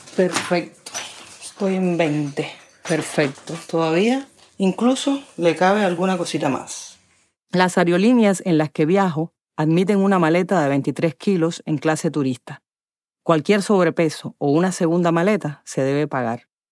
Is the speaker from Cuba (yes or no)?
yes; Cuba; moved away as an adult; soy cubana, escritora